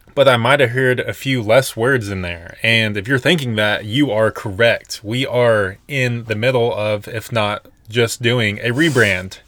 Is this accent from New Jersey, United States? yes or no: no; Nashville, Tennessee, United States; moved away as an adult; also born or lived in Colorado; we were born and raised in Nashville until, like, two thousand eighteen.